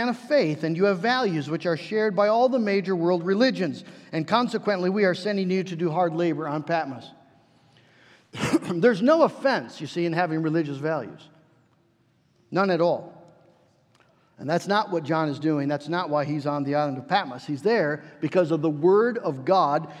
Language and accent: English; United States; we as American Christians